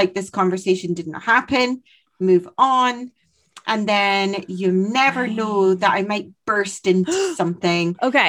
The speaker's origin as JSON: {"language": "English", "region": "Scotland", "country": "United Kingdom", "tie": "born or raised there", "also_born_or_lived": "Australia", "said": "In Aberdeenshire."}